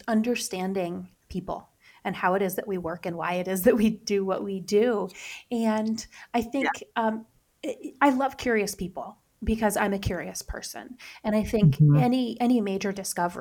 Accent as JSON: {"language": "English", "region": "Upper Peninsula of Michigan", "country": "United States", "tie": "born or raised there", "said": "I grew up in the Upper Peninsula of Michigan, and I'll say I don't have the strong accent that even my brother has"}